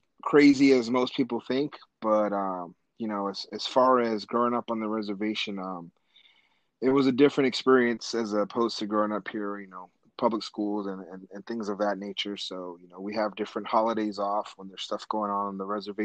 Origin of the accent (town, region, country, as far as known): Albuquerque, New Mexico, United States; born or raised there; also born or lived in Taos Pueblo, New Mexico